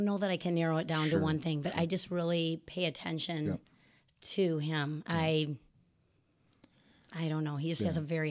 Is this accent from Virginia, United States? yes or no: no; Rockford, Illinois, United States; Yes, I was born and raised in Rockford.